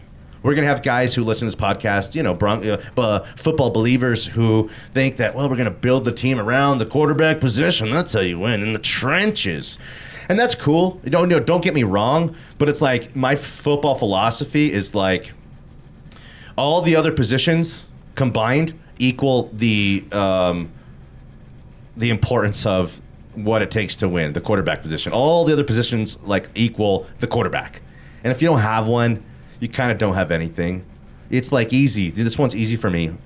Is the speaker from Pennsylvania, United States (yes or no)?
no; Denver, Colorado, United States; We're from here. We're from Denver, Colorado.